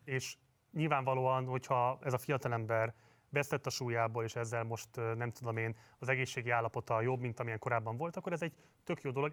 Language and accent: Hungarian; Hungary; Magyarországon élünk, magyarok vagyunk